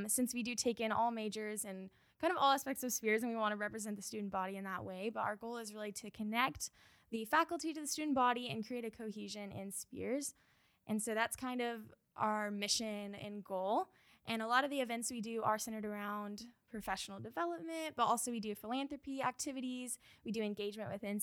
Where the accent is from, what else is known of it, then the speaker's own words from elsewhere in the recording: Tulsa, Oklahoma, United States; I'm from Tulsa, Oklahoma. I grew up and went to Lincoln Christian School there in Tulsa